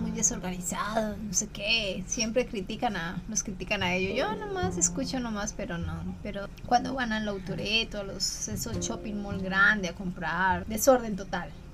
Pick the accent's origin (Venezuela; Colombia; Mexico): Colombia; now in Japan; cuando me dicen, ¿de dónde eres? De Colombia.